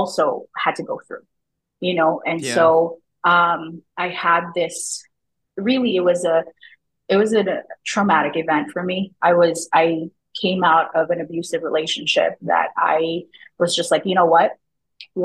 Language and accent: English; Glendale, California, United States; moved away as an adult; also born or lived in Tondo, Manila, Philippines; now in Canada; I'm from Glendale, California.